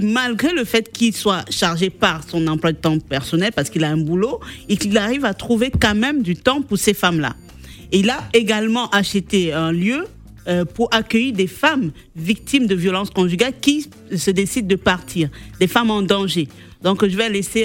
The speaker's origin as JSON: {"language": "French", "country": "Senegal", "said": "chez nous en Afrique, bon, au Sénégal"}